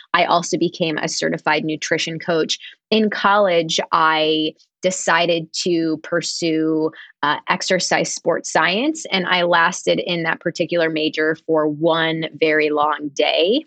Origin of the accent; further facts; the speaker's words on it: Harrisburg, Pennsylvania, United States; also born or lived in Smithtown, Long Island, New York; I was born in Smithtown, but my family moved to Harrisburg, Pennsylvania when I was in school